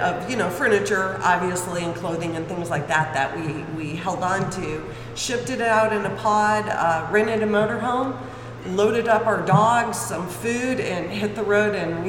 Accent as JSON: {"language": "English", "region": "Michigan", "country": "United States", "also_born_or_lived": "California / Northern California", "moved": "yes", "lives_now": "Pleasant View, United States", "said": "I'm originally from Michigan, and my parents moved to California, so we were living in California before we came here"}